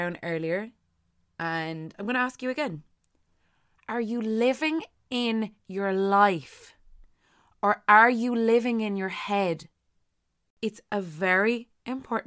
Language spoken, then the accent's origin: English; Ireland; as Irish people